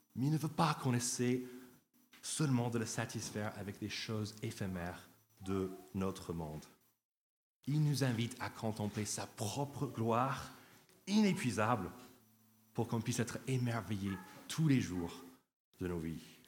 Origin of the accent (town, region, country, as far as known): United States; French is a second language; now in France